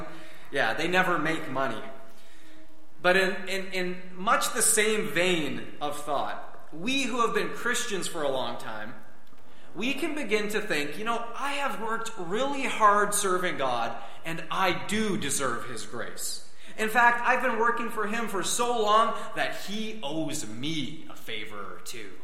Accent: Canada; us being born here in Canada

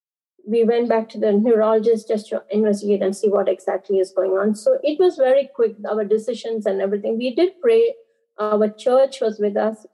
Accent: Andaman and Nicobar Islands, India; I was born and brought up in Andaman and Nicobar Islands. It's islands that belongs to India

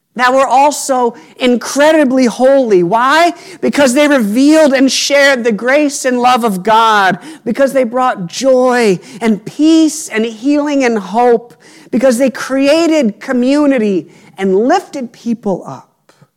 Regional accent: Appalachia, United States; I grew up near the Appalachian Trail

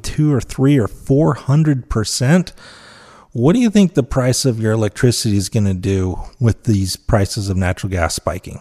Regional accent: Utah, United States; I'm from Utah

